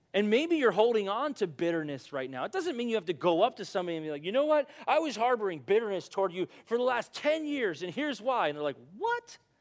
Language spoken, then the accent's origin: English; United States; I'm from America